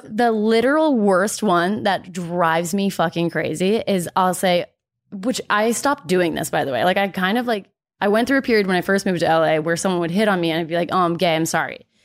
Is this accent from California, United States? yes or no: no; Dallas, Texas, United States; moved away as an adult; also born or lived in Oklahoma; growing up in Texas and then being in Oklahoma